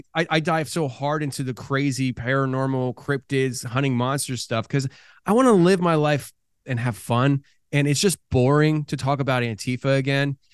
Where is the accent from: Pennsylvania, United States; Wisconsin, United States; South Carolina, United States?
Pennsylvania, United States; Philadelphia; now in Tennessee, United States; I come from Philadelphia, live in Tennessee now